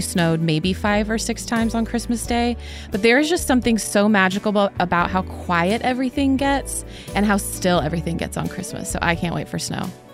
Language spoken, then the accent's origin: English; the Northwest, Pacific Northwest, United States; I grew up in the Northwest